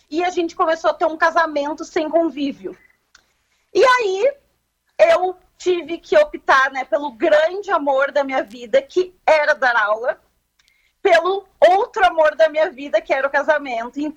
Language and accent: Portuguese; Camaquã, Rio Grande do Sul, Brazil; eu sou de Camacuã nativa